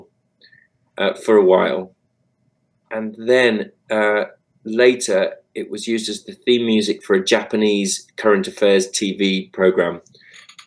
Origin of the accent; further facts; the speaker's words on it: United Kingdom; us being British guys playing soul music